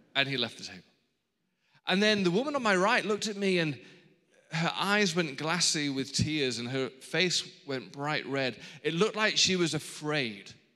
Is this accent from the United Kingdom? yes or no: yes; England, United Kingdom; now in Los Angeles, United States; I'm from England, but I have married an Australian